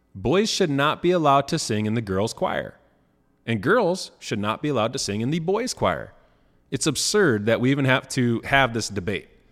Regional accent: Rensselaer, Indiana, United States; my hometown, uh, Rensselaer, Indiana

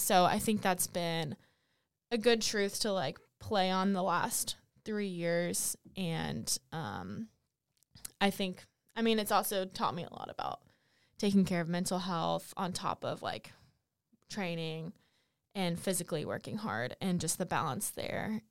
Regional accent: Fayetteville, North Carolina, United States; I'm from Fayetteville, North Carolina originally

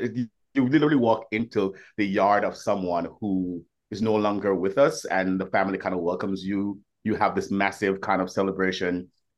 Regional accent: Jamaica; now in New York, United States; I'm Jamaican born, I've lived in New York for 20 years

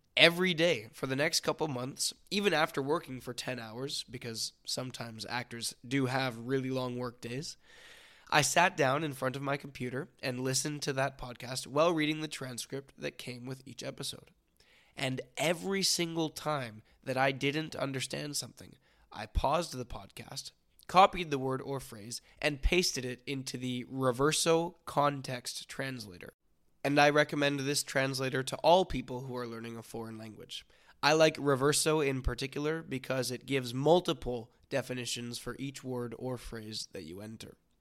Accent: near Vancouver, British Columbia, Canada; I was born and raised near Vancouver, British Columbia, Canada

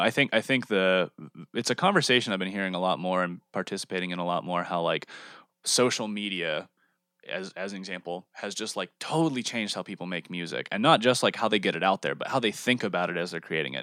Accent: Texas, United States; also born or lived in California / Wisconsin; now in Pittsburgh, United States; I was born in California, grew up in Texas, lived in Wisconsin for a little while, and now I'm back here

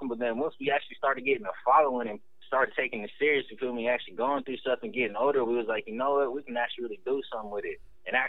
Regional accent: Ukiah, California, United States; We're from Ukiah, California. That's like freaking, I say it's about 3 hours north of San Francisco, a little town out of Mendocino.

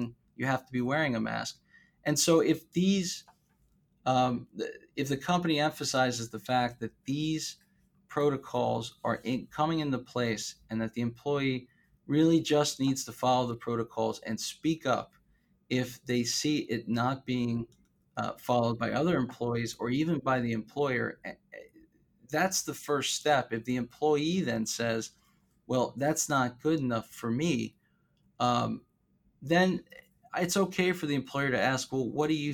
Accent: South Florida, United States; I'm from South Florida

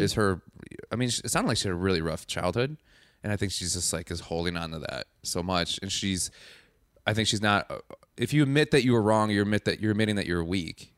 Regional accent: Madison, Wisconsin, United States; I'm from Wisconsin

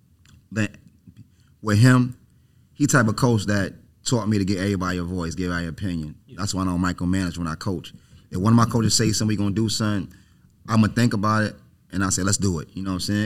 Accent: New York, United States; now in Savannah, United States; me growing up in New York.

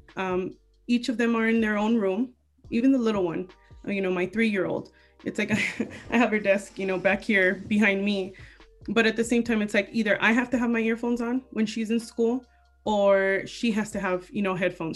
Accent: Wilmington, United States; moved away as an adult; now in Palmdale, United States; originally I'm um, you know from Wilmington

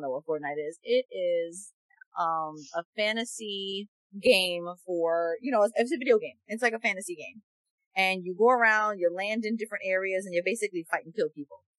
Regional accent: New York, United States; growing up in New York

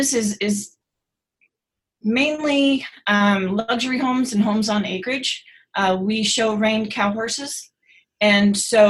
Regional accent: North Pole, Alaska, United States; also born or lived in Idaho; now in Arroyo Grande, United States; I'm originally from North Pole, Alaska, and then moved to Idaho for a little while.

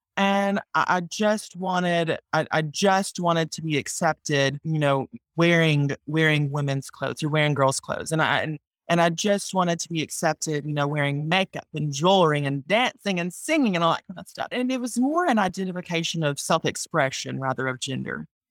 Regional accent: Mississippi, United States; I'm from Mississippi

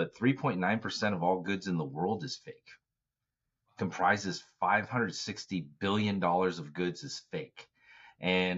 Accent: Bay Area, California, United States; I'm from the Bay Area

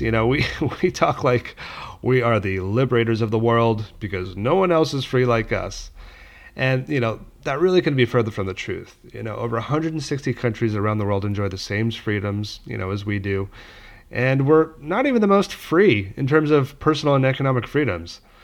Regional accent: Palm Springs, California, United States; also born or lived in Los Angeles; my family moved a couple hours away to Palm Springs when I was little

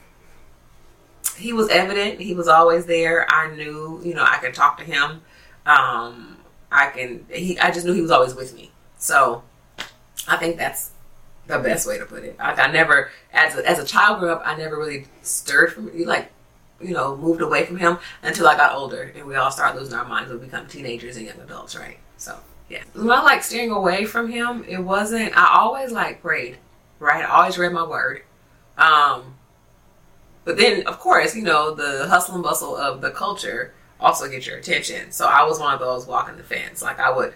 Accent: Oakland, California, United States; also born or lived in San Francisco / Hayward / Castro Valley; I grew up, I was born in San Francisco, and I grew up in Oakland, East Oakland, and then we later moved to Hayward, Castro Valley area

